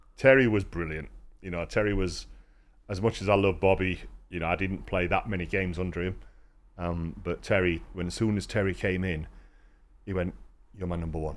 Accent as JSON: {"language": "English", "town": "Rotherham", "region": "Yorkshire and the Humber", "country": "United Kingdom", "said": "I'm from Rotherham"}